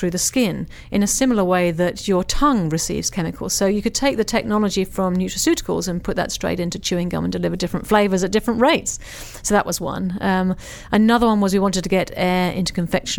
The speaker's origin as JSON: {"language": "English", "region": "England", "country": "United Kingdom", "moved": "yes", "lives_now": "Australia", "said": "I'm an English person"}